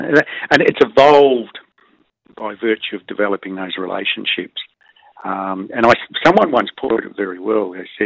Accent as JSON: {"language": "English", "town": "Canberra", "region": "Australian Capital Territory", "country": "Australia", "tie": "born or raised there", "also_born_or_lived": "New Zealand", "said": "Growing up in Canberra in the 60s"}